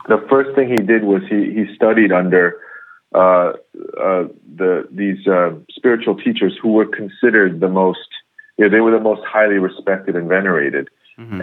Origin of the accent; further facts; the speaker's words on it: New York, United States; first language English; moved away as an adult; now in Korea; born and raised in in uh, New York